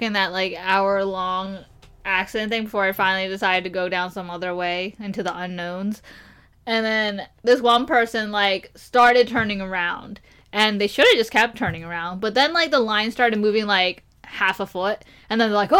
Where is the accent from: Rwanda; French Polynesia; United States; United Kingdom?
United Kingdom; England; I'm English. Punjabi English.